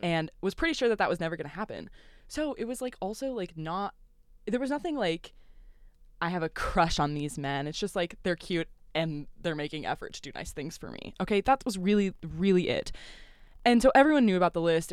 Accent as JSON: {"language": "English", "town": "Louisville", "region": "Kentucky", "country": "United States", "accent": "southern twang", "said": "I am from Louisville, Kentucky"}